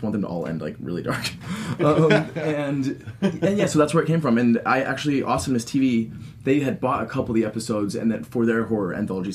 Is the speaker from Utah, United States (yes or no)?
yes; Utah, United States; I'm from Utah